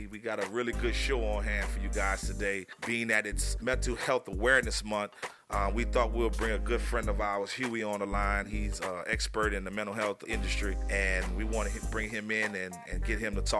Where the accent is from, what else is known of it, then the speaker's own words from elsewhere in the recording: New Orleans, Louisiana, United States; I'm from Louisiana too, man. I'm from New Orleans.